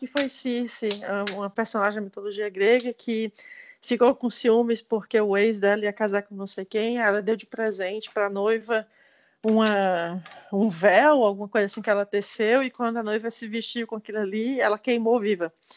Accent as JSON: {"language": "Portuguese", "region": "Ceará", "country": "Brazil", "moved": "yes", "lives_now": "Canada", "said": "sou cearense"}